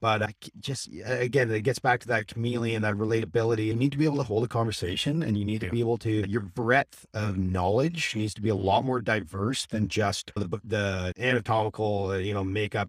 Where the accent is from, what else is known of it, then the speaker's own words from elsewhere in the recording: Vancouver, British Columbia, Canada; also born or lived in Saskatchewan, Canada; I'm from Vancouver.